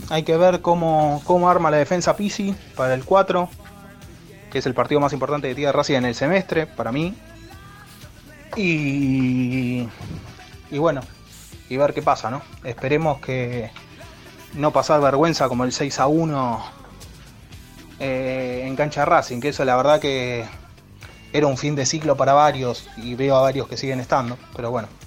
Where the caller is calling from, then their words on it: Buenos Aires, Argentina; de Villurquiza.